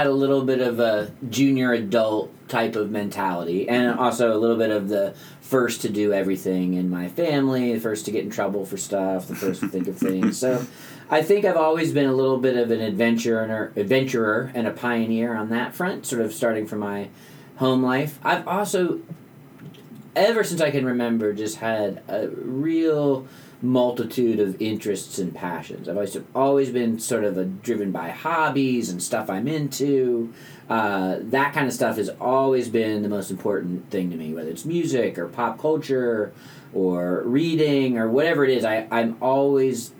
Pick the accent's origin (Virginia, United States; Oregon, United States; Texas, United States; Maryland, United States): Virginia, United States; just outside Washington, D.C., Northern; born or raised there